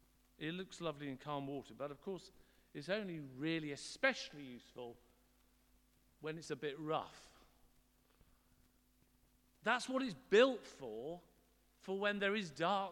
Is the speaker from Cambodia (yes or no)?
no; Guernsey; I grew up in Guernsey, and out of my bedroom window, I could see the Honwa Lighthouse.